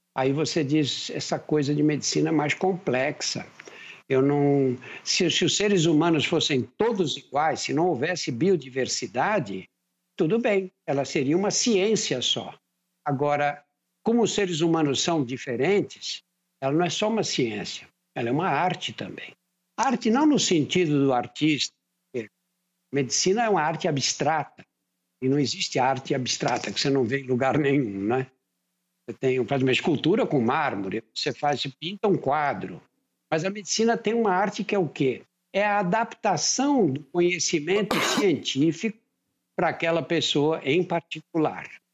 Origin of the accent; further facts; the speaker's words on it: São Paulo, Brazil; Eu nasci num bairro operário, você sai de um lugar onde eu nasci e vai para a Praça da Sé, você leva meia hora andando